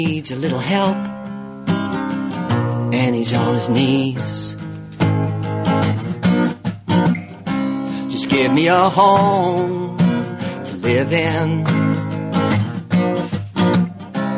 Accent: New York City, New York, United States; I growing up in New York City

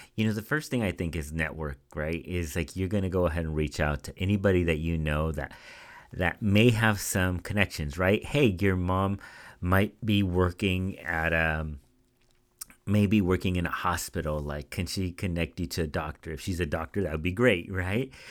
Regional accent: Central Valley, California, United States; moved away as an adult; now in Bay Area, United States; I grew up in the Central Valley, which is a smaller town

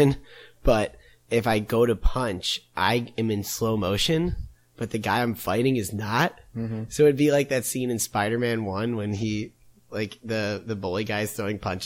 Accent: Brookfield, Illinois, United States; I'm from a suburb of Chicago called Brookfield, Illinois.

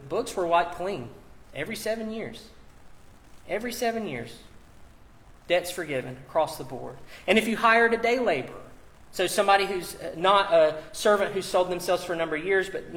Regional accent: United States; as an American. I've imbibed, as someone who grew up here, has lived here, all the values

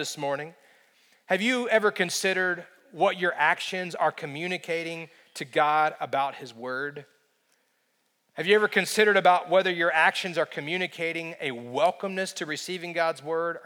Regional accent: United States; as an American

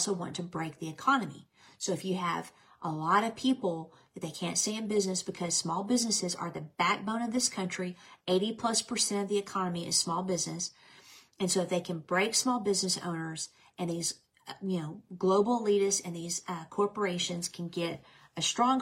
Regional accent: United States; I'm an American.

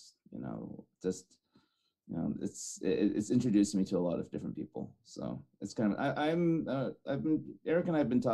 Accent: Fresno, California, United States; I grew up in Fresno.

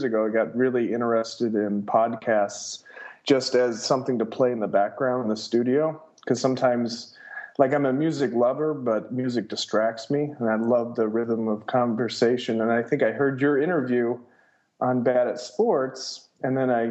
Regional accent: Temperance, Michigan, United States; I grew up outside of Toledo, just across the border in a town called Temperance, Michigan

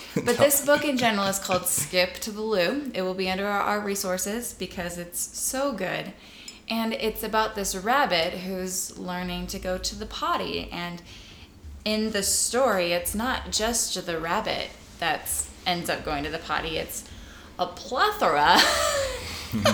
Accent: Nebraska, United States; I've got some good memories like that in Nebraska.

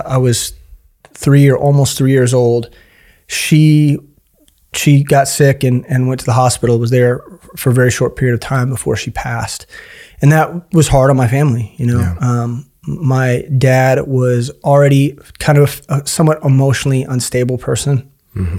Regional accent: Kansas City, Missouri, United States; I grew up in Kansas City. I've been here my whole life

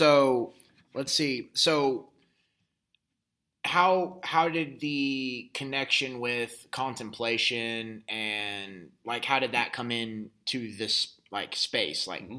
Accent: North Carolina, United States; now in Amarillo, United States; I actually I grew up some in North Carolina, and there it's a humid heat.

